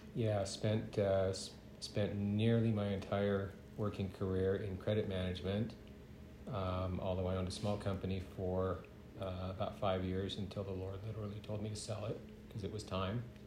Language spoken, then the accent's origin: English; San Leandro, California, United States; moved away; I grew up in the Bay Area in California